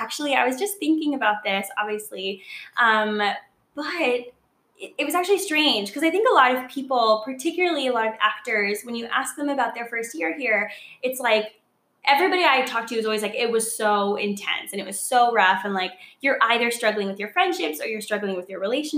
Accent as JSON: {"language": "English", "town": "Los Angeles", "region": "California", "country": "United States", "tie": "born or raised there", "also_born_or_lived": "Seattle / Portland", "moved": "as an adult", "lives_now": "New York City, United States", "said": "I was born and raised in Los Angeles. I lived there until I was like, I mean, technically I would say 20 or 21."}